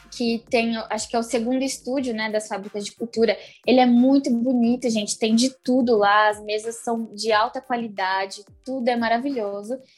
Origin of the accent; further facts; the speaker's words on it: São Bernardo do Campo, São Paulo, Brazil; sou de São Bernardo do Campo.